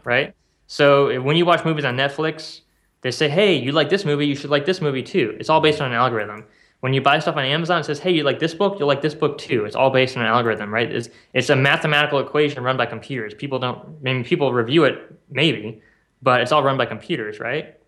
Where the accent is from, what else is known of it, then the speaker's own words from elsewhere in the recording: South Bend, Indiana, United States; moved away as an adult; now in Kauai, United States; I grew up in South Bend and, uh, I moved here a couple years ago.